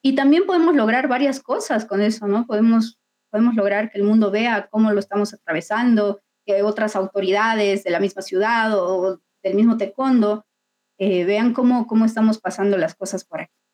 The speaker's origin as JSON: {"language": "Spanish", "country": "Bolivia"}